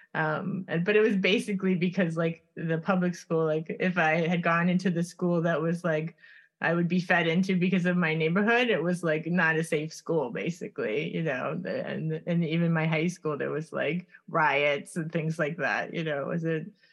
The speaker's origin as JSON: {"language": "English", "town": "Miami", "region": "Florida", "country": "United States", "tie": "born or raised there", "moved": "as an adult", "said": "I grew up in Coconut Grove"}